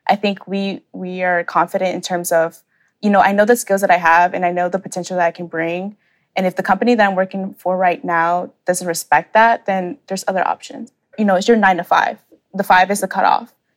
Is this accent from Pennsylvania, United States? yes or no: no; Atlanta, Georgia, United States; I was born and raised here in Atlanta, Georgia